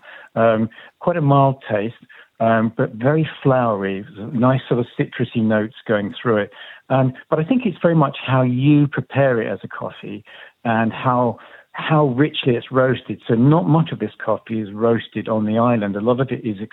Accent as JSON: {"language": "English", "area": "Devon", "region": "South West England", "country": "United Kingdom", "said": "I'm from Devon, down in the southwest of England"}